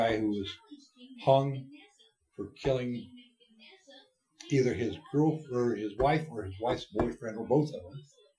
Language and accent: English; Ohio, United States; In my hometown.